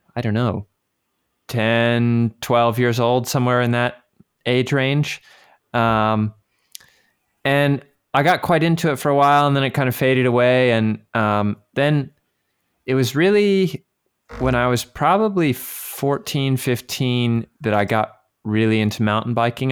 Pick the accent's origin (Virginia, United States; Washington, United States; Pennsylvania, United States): Virginia, United States; moved away as an adult; now in France; around the area I grew up in Virginia